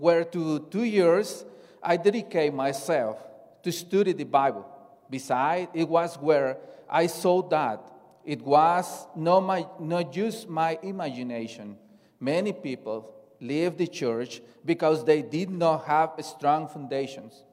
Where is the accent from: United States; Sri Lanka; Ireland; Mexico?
Mexico; moved away; I come from Mexico, and I belong to the church since I was born